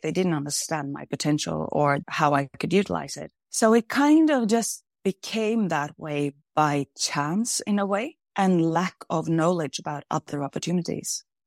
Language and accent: English; Kvam, Innlandet, Norway; I grew up in a very small village called Kvam in between the mountains in the middle of Norway.